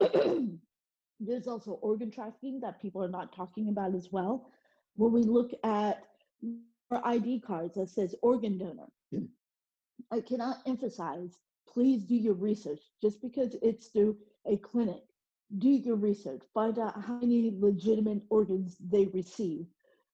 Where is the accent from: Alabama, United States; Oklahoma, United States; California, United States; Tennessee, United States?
Oklahoma, United States; also born or lived in South Korea / Dallas, Texas; I grew up in Oklahoma